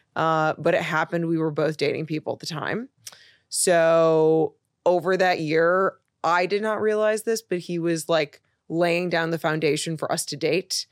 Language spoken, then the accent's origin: English; Chicago, Illinois, United States; moved away as an adult; also born or lived in Los Angeles; now in New York, United States; I'm originally from Chicago.